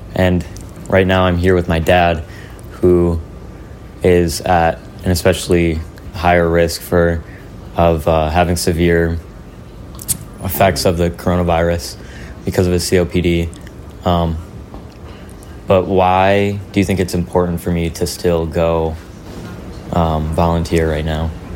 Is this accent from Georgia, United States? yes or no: no; Midland, Michigan, United States; my hometown